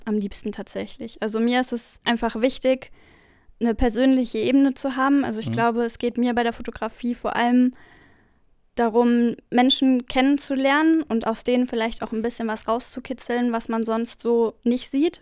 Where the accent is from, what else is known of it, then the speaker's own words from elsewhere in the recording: near Frankfurt, Hesse, Germany; ich komme aus der Nähe von Frankfurt